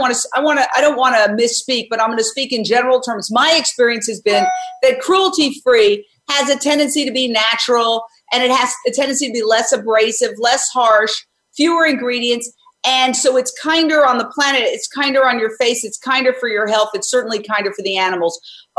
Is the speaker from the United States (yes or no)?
yes; Delaware, United States; I told her I was from the East Coast, Delaware, and California starts all things good for animals